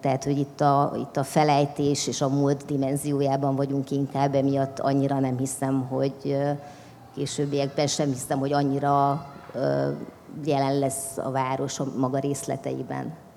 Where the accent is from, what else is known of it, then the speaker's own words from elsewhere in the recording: Transylvania, Romania; first language Hungarian; moved away as an adult; now in Budapest, Hungary; mert erdélyi vagyok